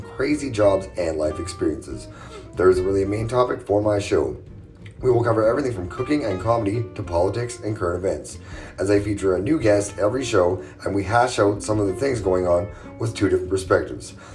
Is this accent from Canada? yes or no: yes; British Columbia, Canada; moved away as an adult; now in West Texas, United States; I was born and raised in BC, Canada